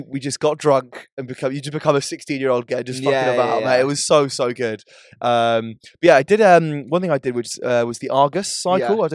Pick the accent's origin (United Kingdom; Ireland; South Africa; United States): Ireland; I'm Irish